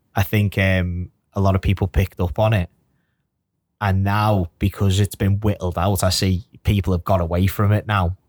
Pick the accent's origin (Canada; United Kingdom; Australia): United Kingdom; Birkenhead, North West England; I'm from Birkenhead